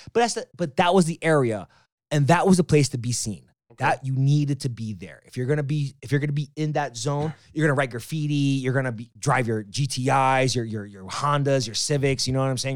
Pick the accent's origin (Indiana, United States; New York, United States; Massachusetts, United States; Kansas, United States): New York, United States; New York City; also born or lived in Las Vegas; I am born and raised in Queens, especially Jackson Heights